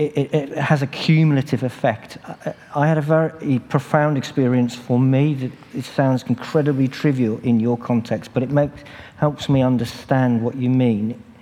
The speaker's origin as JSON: {"language": "English", "region": "England", "country": "United Kingdom", "accent": "English"}